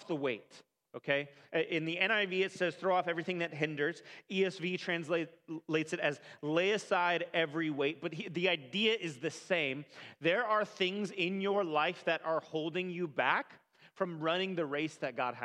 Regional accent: California, United States; I grew up in California

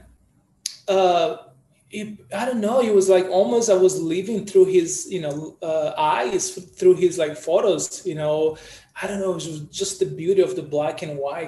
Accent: Brazil; also born or lived in New York; now in Bali, Indonesia; originally from Brazil, photographer, martial artist, or capoeirista, and born and raised in Brazil

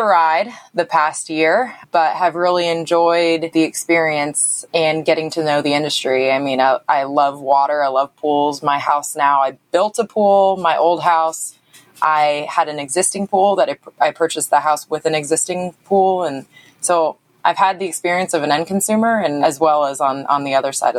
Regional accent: San Diego, California, United States; I'm originally from San Diego. So I grew up with pools.

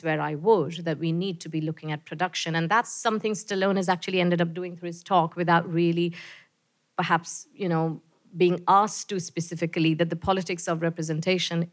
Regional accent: India; now in New Zealand; as an Indian person

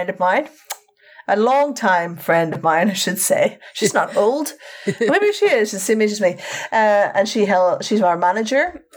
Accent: Northern Ireland, United Kingdom; now in London, United Kingdom; this September, I will have been in England as long as I lived in Northern Ireland

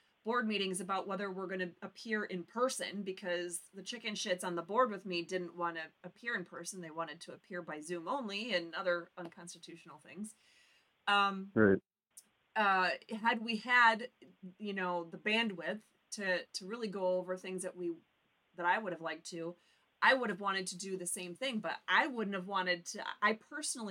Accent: the UP, Michigan, United States; born or raised there

